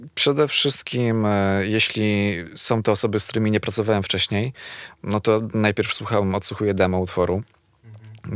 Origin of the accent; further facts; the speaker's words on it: Zawiercie, Silesian Voivodeship, Poland; moved away as an adult; now in Warsaw, Poland; jestem z Zawiercia